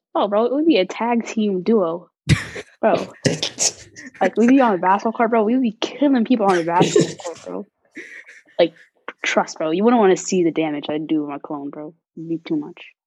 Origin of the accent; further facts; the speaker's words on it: Chicago, Illinois, United States; also born or lived in Los Angeles, California; I'm from Chicago, Illinois